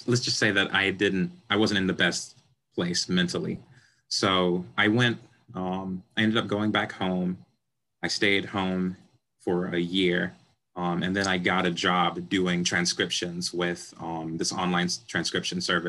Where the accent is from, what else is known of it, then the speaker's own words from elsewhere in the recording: South Carolina, United States; moved away as an adult; now in Los Angeles, United States; I'm from South Carolina. So like my hometown was 7,000 people